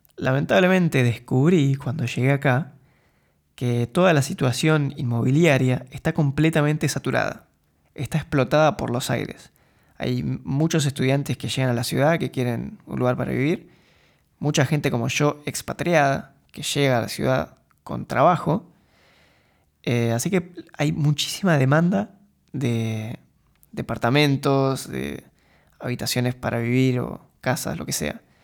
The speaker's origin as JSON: {"language": "Spanish", "country": "Argentina", "moved": "as an adult", "lives_now": "Eindhoven, Netherlands"}